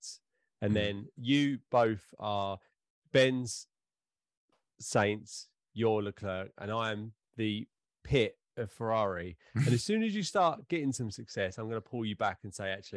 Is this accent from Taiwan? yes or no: no; Essex, East of England, United Kingdom; we're all from Essex